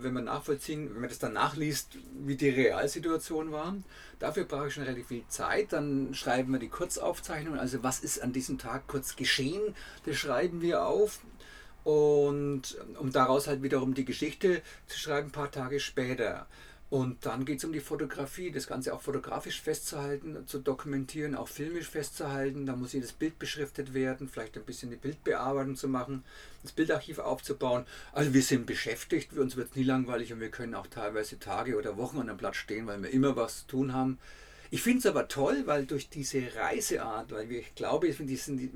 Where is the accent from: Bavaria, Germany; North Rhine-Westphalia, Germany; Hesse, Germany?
Bavaria, Germany; accent: Franconian; Ich muss dazu sagen, dass, ich, dass wir aus Franken kommen, das hört man ja auch in unserem Dialekt.